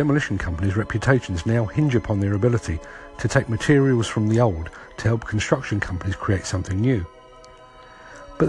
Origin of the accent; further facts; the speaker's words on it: England, United Kingdom; I'm English, and I'm blessed or cursed with English sensibilities